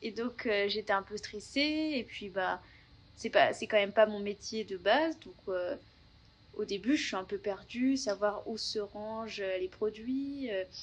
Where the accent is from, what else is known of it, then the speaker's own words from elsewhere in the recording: Paris region, Yvelines, Île-de-France, France; moved away as an adult; now in Melbourne, Australia; je suis française. Je viens de région parisienne, du 78